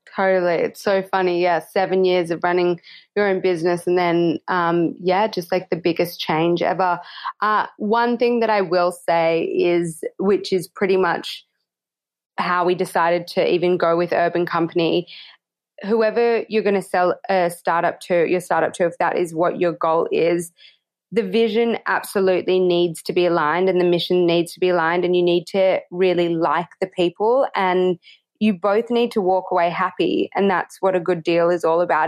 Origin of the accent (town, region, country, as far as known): Australia